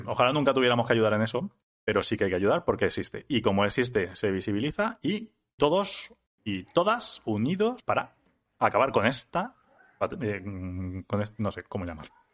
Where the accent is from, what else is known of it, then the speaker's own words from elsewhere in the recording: Spain; farmacéutico también, pero en IBI, aunque yo soy de ELLA